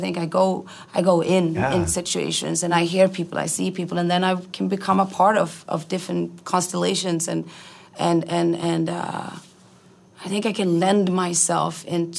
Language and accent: English; Iceland; also born or lived in Sweden; Moved to Iceland when I was 5.